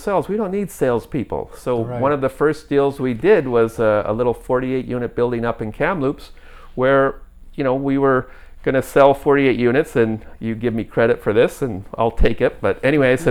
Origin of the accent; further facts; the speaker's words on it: New York, United States; moved away as an adult; also born or lived in Calgary, Canada; now in Canada; I'm from New York